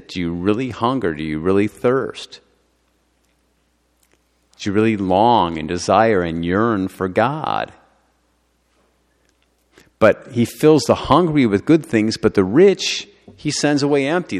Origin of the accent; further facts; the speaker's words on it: United States; I'm an American